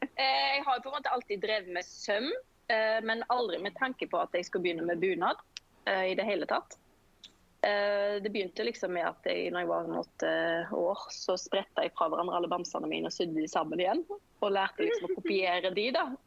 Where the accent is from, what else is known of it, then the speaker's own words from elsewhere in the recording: Sveio, Vestland, Norway; moved away as an adult; now in Oslo, Norway; jeg kommer fra Sveio i Sunnhordaland. Men jeg holder til i Oslo. Her har jeg bodd nå i 15-16 år